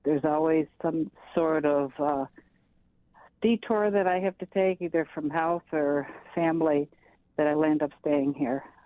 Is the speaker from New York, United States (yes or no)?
yes; Buffalo, New York, United States; also born or lived in East Aurora; I was born in Buffalo